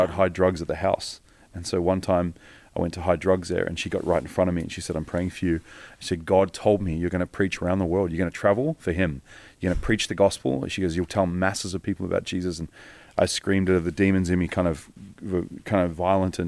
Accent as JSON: {"language": "English", "town": "Geelong", "region": "Victoria", "country": "Australia", "tie": "born or raised there", "also_born_or_lived": "Africa", "moved": "yes", "said": "I was brought up in Geelong, Victoria"}